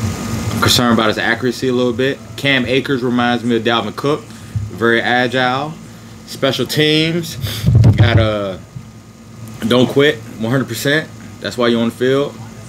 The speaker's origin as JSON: {"language": "English", "region": "Virginia", "country": "United States", "said": "Even though I'm from Virginia"}